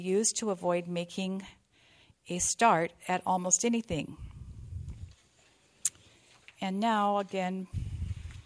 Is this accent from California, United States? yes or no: yes; California, United States; I am from California, and I found this room in 1998 in Modesto, California